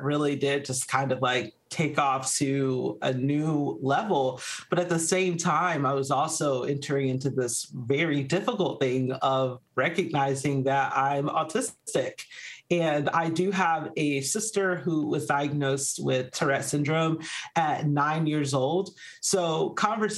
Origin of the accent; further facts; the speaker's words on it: Georgia, United States; moved away as an adult; also born or lived in Arizona; we actually moved back to my home state of Georgia, where we're now living a much slower life